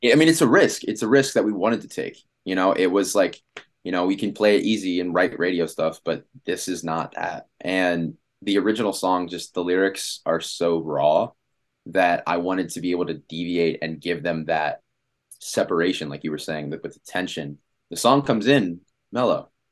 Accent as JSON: {"language": "English", "town": "Washington", "region": "District of Columbia", "country": "United States", "moved": "as an adult", "lives_now": "Los Angeles, United States", "said": "I'm from Washington, D C"}